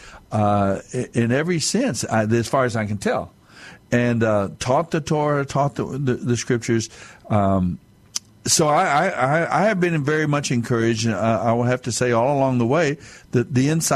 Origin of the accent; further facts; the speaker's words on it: United States; But I'm Native American. I'm Mescalero Apache